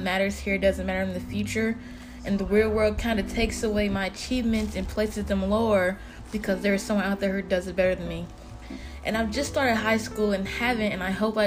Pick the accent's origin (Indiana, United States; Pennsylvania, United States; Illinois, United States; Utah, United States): Illinois, United States; Chicago; Being black girls growing up in Chicago